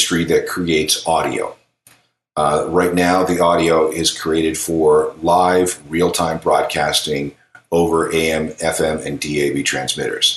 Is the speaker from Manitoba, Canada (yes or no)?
yes; Manitoba, Canada; now in Ontario, Canada; I live in Ontario. I'm from Manitoba.